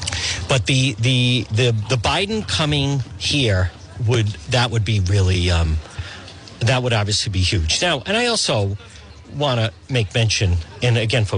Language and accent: English; Rhode Island, United States; We're from Rhode Island. This is a broadcast.